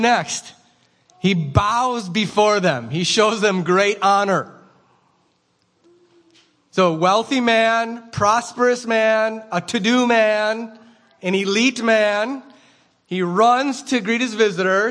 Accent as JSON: {"language": "English", "country": "United States", "also_born_or_lived": "Rhinelander, Wisconsin"}